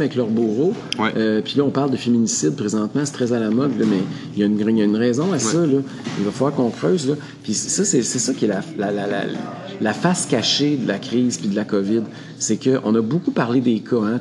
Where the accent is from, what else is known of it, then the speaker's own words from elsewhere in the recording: Quebec, Canada; en tant que Québécois